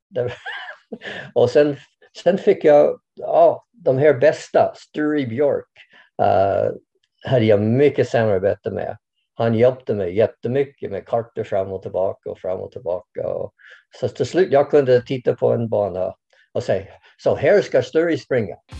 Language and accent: Swedish; Canada; Swedish is a second language; moved away as an adult; now in Sweden; Jag kommer från Kanada från början